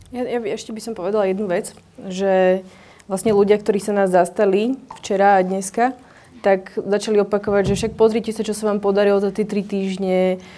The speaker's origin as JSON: {"language": "Slovak", "region": "central Slovakia", "country": "Slovakia", "said": "ja napríklad osobne som zo stredného Slovenska, z malého mesta"}